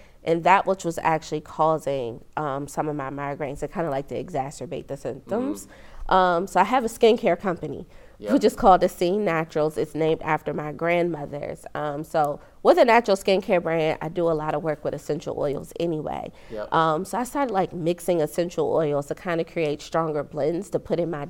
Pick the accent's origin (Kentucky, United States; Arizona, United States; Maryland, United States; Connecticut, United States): Maryland, United States; Prince George's County; also born or lived in Anne Arundel County, Maryland; born and raised in Maryland, specifically PG County, but I've spent the bulk of my adult life living in Arundel County.